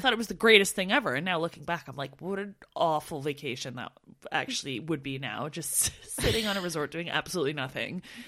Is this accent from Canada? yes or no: yes; Canada; moved away as an adult; we're from Canada